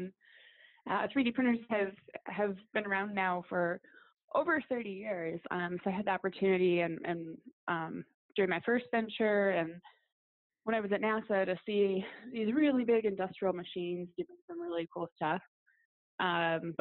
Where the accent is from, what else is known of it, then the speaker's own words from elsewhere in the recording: Detroit, Michigan, United States; I grew up in Detroit and worked in a factory